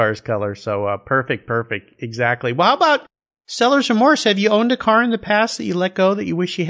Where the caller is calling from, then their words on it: Gig Harbor, Washington, United States; Today, I'm calling you from Gig Harbor, Washington.